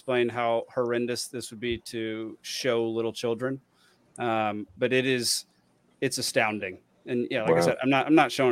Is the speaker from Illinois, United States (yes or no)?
no; Florida, United States; I'm a Floridian